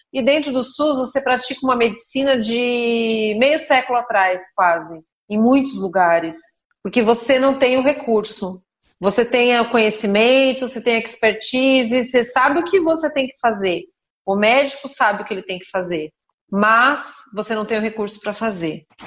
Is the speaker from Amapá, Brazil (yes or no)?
no; São Roque, São Paulo, Brazil; also born or lived in Sorocaba; Eu nasci em São Paulo, e minha mãe é professora, meu pai era professor também, meu pai teve muitas atividades, mas na época era professor também. E com quatro anos de idade, depois de morar em São Paulo, eu vim para São Roque